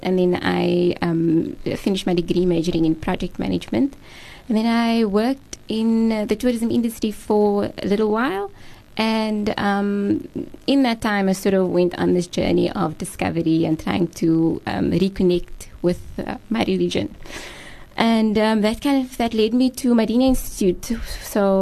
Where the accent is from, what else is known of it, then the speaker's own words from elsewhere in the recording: Macassar, Western Cape, South Africa; I'm originally from the Makassar area. So I grew up in Helderberg